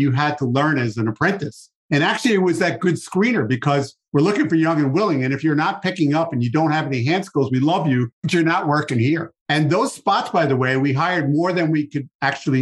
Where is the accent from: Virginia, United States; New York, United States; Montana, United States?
New York, United States; New York City; I'm from New York